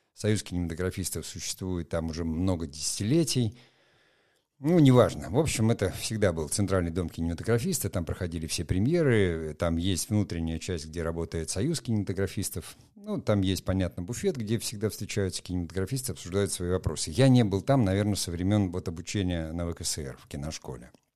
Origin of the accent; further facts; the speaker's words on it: Murmansk, Murmansk Oblast, Russia; я сам из Мурманска, прекрасно знаю, там первая моя съемка на мурманском телевидении состоялась